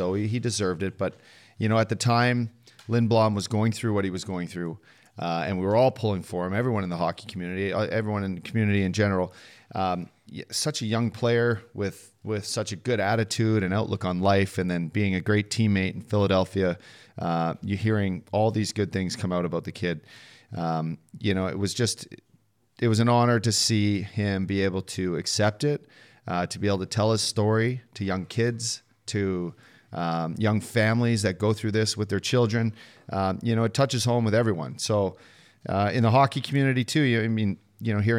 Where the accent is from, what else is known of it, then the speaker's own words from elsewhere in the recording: England, United Kingdom; I'm an Englishman